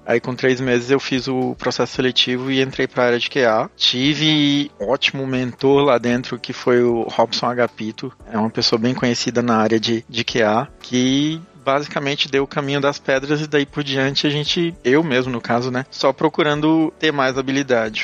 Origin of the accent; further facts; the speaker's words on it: Pará, Brazil; moved away as an adult; also born or lived in São Paulo, Brazil; now in Tallinn, Estonia; Eu sou do norte do, do país, eu sou do Pará.